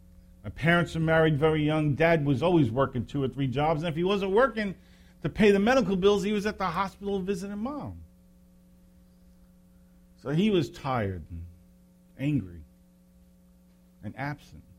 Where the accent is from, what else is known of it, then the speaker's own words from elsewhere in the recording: New York City, New York, United States; I grew up in Brooklyn